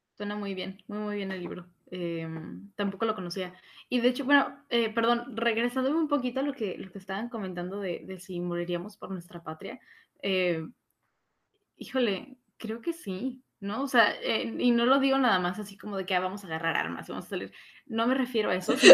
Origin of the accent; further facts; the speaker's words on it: Mexico; nosotros mexicanos que tenemos una historia sumamente extensa